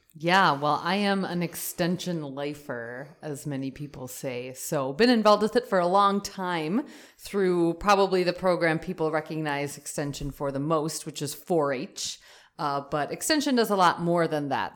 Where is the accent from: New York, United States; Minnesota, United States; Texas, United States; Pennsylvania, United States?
Minnesota, United States; Mankato; I am from Minnesota, born and raised, grew up on my family's dairy farm, uh, down by the Mankato area